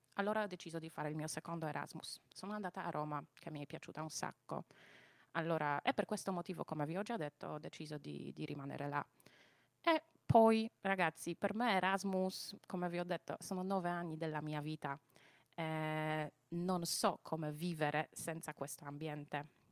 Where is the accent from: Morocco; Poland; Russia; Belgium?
Poland; Silesian Voivodeship; Italian is a second language; moved away as an adult; now in Bari, Italy; io sono polacca, ma vabbè, realmente sono silesiana